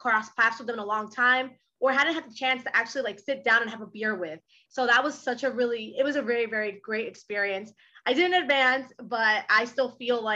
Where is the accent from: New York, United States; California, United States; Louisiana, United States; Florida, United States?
New York, United States; English is a second language; also born or lived in Dominican Republic; I was born in New York, and then I moved to the Dominican Republic when I was very, very young. I moved back to New York